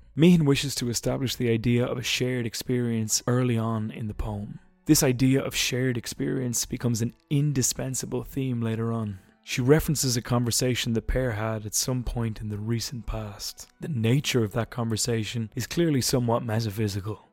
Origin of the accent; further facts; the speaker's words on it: Ireland; I'm Irish